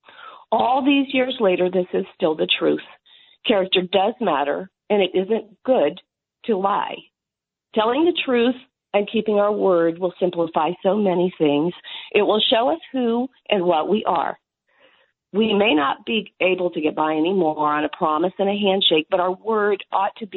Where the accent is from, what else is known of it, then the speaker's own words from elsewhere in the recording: Kansas, United States; I was raised on the Kansas Plains